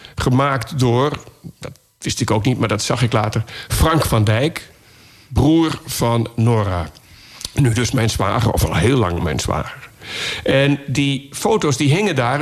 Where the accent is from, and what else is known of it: Laren, North Holland, Netherlands; born or raised there